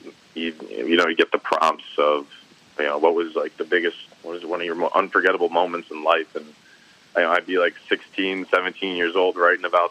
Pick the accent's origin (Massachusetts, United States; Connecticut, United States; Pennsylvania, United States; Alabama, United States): Massachusetts, United States; Agawam; also born or lived in Westfield, Massachusetts; played for my hometown high school, Agawam High School